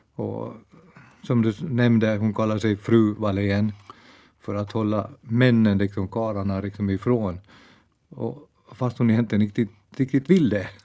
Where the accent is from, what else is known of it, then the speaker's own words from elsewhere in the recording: Bromarv, Uusimaa, Finland; also born or lived in Ekenäs; jag växte upp i Bromarv